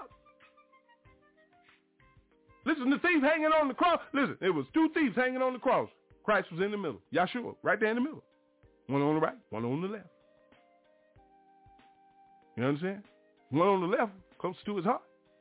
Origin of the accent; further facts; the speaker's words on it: Mobile, Alabama, United States; when I was a young boy growing up in the Stone Street Missionary Baptist Church down in Mobile, Alabama